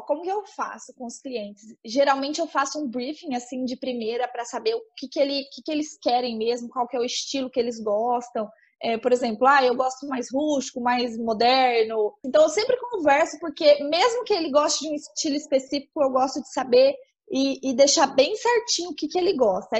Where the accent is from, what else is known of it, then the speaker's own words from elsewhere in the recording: São José do Rio Preto, São Paulo, Brazil; eu sou de São José do Rio Preto, no interior de São Paulo